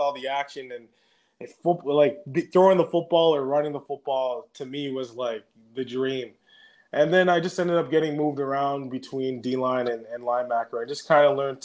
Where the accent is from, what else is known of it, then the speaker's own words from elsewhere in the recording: Gatineau, Canada; also born or lived in Saskatoon, Saskatchewan / Montreal, Quebec; at 10 years old, we moved to the Gatineau, Ottawa